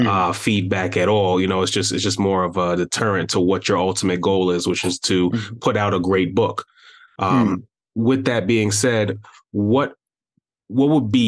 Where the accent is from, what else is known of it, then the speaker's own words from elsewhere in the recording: Brooklyn, New York, United States; yeah, I'm from Brooklyn, and you're right.